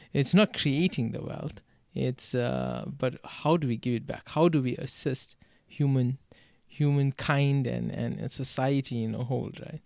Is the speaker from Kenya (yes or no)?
no; South Africa; now in United States; the way I grew up in South Africa.